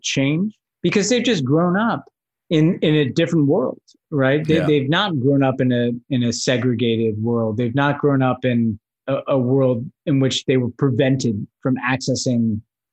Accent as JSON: {"language": "English", "region": "New York", "country": "United States", "tie": "born or raised there", "said": "growing up in New York in the 80s"}